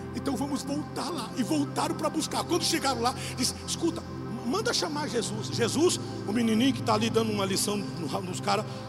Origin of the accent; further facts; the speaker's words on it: Brazil; nós somos brasileiros